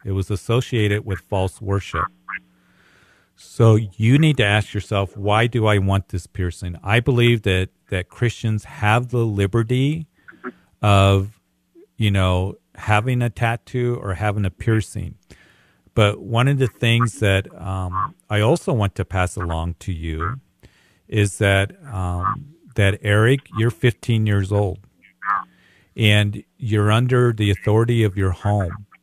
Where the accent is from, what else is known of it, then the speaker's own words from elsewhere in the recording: Widefield, Colorado, United States; I grew up in the Whitefield area.